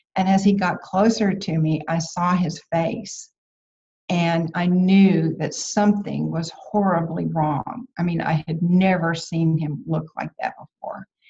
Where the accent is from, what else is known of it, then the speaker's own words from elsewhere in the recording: about 90 miles from Houston, Texas, United States; moved away; I had stayed in, in my hometown, which was about 90 miles from Houston